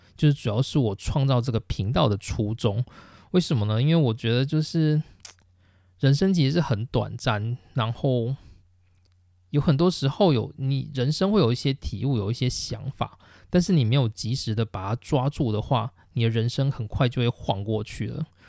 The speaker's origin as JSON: {"language": "Chinese", "town": "Taichung", "country": "Taiwan", "tie": "born or raised there", "also_born_or_lived": "Tainan, Taiwan / Hsinchu, Taiwan", "moved": "as an adult", "lives_now": "Japan", "said": "那我是台湾人，然后我出生在台中，就是我从高中毕业以前的生活都是在台湾的台中度过"}